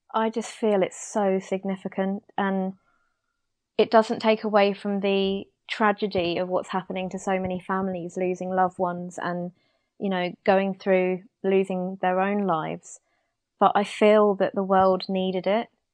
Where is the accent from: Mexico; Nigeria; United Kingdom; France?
United Kingdom; as a British person